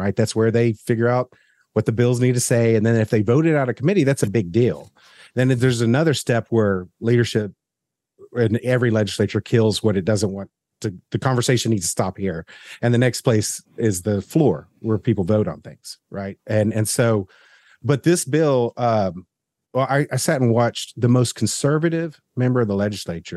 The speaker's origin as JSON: {"language": "English", "region": "the South", "country": "United States", "said": "as a Southerner"}